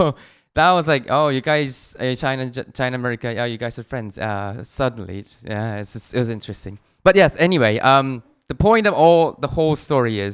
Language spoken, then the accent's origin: English; Seoul, South Korea; accent: mixed British and American; English is a second language; moved away as an adult; now in Tokyo, Japan; I'm a guy from Korea who lives in Tokyo.